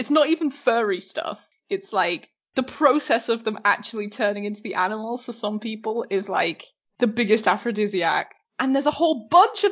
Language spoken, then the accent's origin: English; England, United Kingdom; I was brought up in England